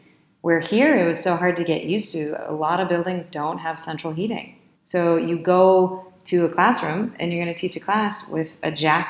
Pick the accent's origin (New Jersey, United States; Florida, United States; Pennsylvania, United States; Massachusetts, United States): Massachusetts, United States; Boston; moved away as an adult; now in Santiago, Chile; I'm from Boston. I mean, our winters are harsh.